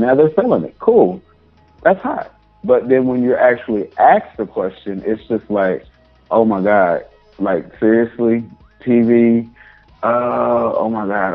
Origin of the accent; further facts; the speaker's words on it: Arkansas, United States; moved away; also born or lived in Atlanta; I was raised in Arkansas, born and raised in Arkansas